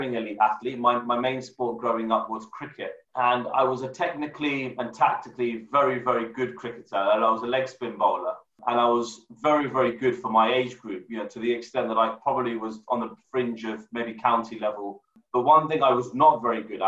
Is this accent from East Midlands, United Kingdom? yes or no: no; London, United Kingdom; now in Nottingham, United Kingdom; I'm originally from London. So I've been born and brought up in London.